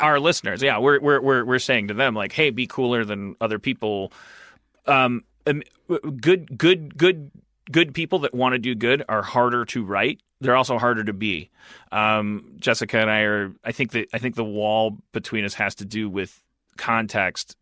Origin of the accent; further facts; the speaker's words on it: Wisconsin, United States; I'm from Wisconsin